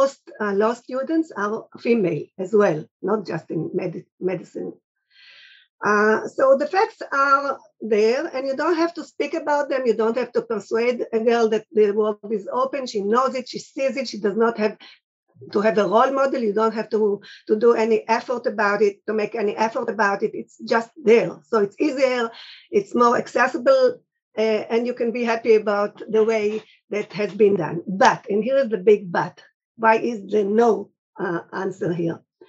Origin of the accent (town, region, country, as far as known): Israel